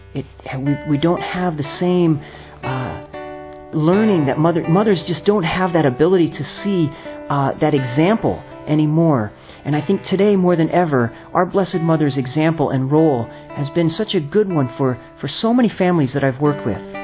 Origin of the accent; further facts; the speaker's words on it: California, United States; also born or lived in New York; I'm from California, priest with the Franciscan Friars of the Renewal out of New York